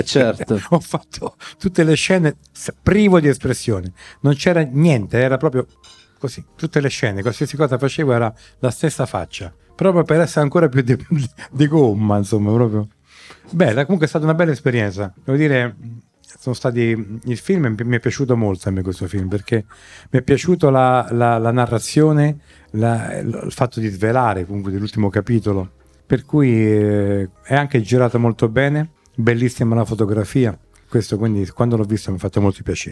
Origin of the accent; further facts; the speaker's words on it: Rome, Lazio, Italy; sono nato e ho vissuto da bambino a Via Baldo degli Ubaldi